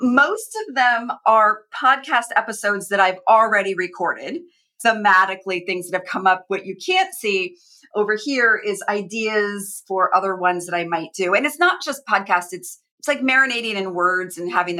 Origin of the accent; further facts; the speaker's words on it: Phoenix, Arizona, United States; now in West Coast, United States; I grew up in Phoenix